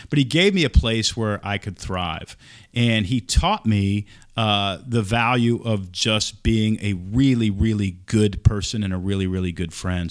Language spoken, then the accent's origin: English; Texas, United States; moved away; also born or lived in Oregon; I grew up in Texas